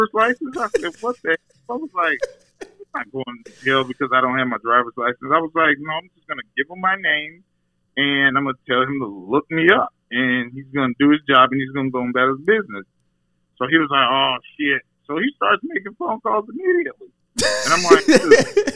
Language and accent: English; Texas, United States; also born or lived in Dallas; now in Chicago, United States; my experience growing up in Texas